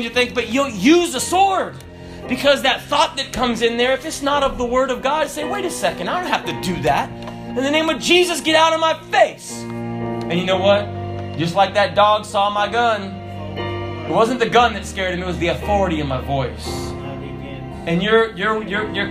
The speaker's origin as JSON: {"language": "English", "region": "the South", "country": "United States", "said": "I'm from the South"}